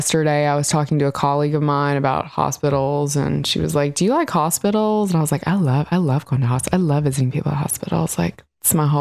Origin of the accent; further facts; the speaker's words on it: Mississippi, United States; moved away; I grew up in Mississippi.